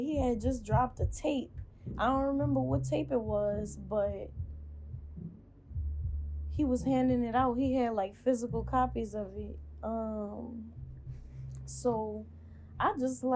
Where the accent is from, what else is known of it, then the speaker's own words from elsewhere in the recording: Baton Rouge, Louisiana, United States; I ended up going back to Baton Rouge. I'm from Baton Rouge.